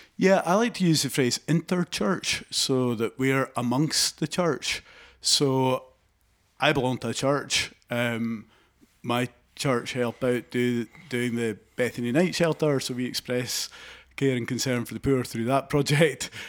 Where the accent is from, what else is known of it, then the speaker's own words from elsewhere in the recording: Haddington, Scotland, United Kingdom; I grew up in Haddington, in East Lothian